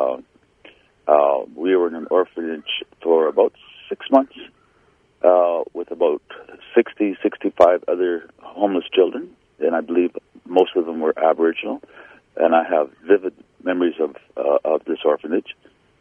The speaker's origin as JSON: {"language": "English", "area": "Saugeen First Nation", "region": "southern Ontario", "country": "Canada", "tie": "born or raised there", "said": "I was born on the Saugeen First Nation in Ontario, southern Ontario."}